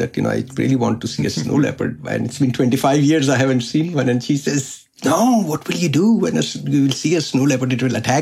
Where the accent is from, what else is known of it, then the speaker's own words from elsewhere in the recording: Lahore, Punjab, Pakistan; I'm from Pakistan, from Lahore.